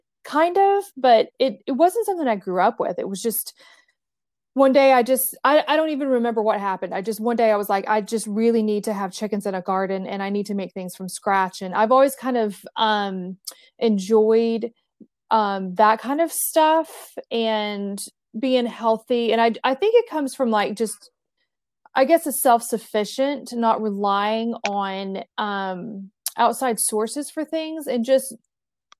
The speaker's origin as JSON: {"language": "English", "region": "East Tennessee", "country": "United States", "tie": "born or raised there", "said": "I grew up in East Tennessee"}